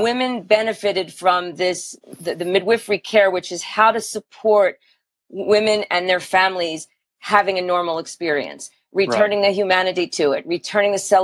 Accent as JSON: {"language": "English", "town": "Philadelphia", "region": "Pennsylvania", "country": "United States", "tie": "born or raised there", "said": "I grew up in Philadelphia, so very different feel"}